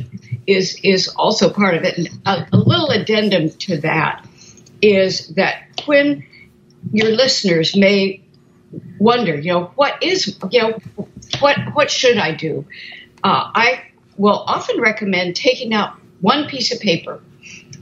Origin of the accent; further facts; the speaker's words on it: Portland, Oregon, United States; I grew up in Portland, Oregon. And so I'm a Northwest girl